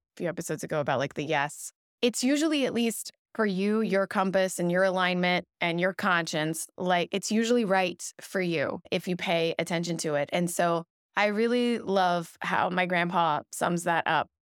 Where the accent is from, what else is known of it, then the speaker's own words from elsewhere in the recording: Louisville, Kentucky, United States; now in Los Angeles, United States; I grew up in Kentucky